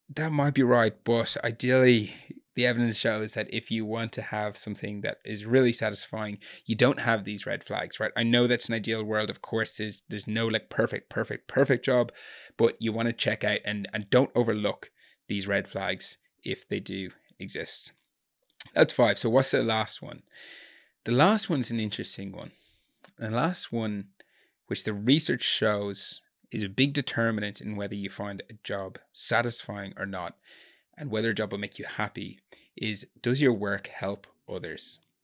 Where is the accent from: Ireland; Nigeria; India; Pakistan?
Ireland; Gorey; barman in a nightclub in my hometown in Gori